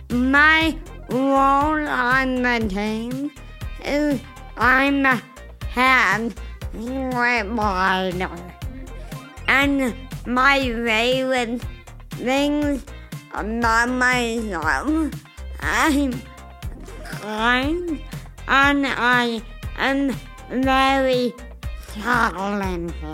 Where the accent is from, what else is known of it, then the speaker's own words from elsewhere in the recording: Lima, Peru; born there; I am 60 year old. I was born in Lima, Peru, in the West Coast.